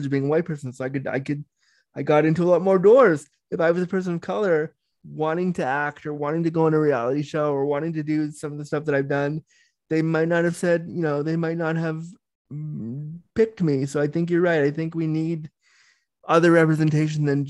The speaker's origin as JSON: {"language": "English", "town": "Toronto", "region": "Ontario", "country": "Canada", "said": "I'm from Toronto"}